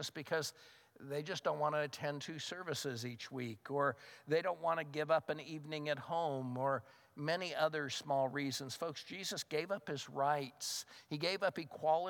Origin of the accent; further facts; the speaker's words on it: United States; I'm a Christian first and an American second.